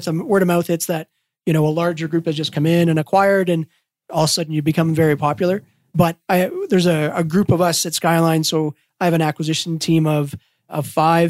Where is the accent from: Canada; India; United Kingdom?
Canada; Walkerton, Ontario; we grew up in Waukerton, Ontario, which is very small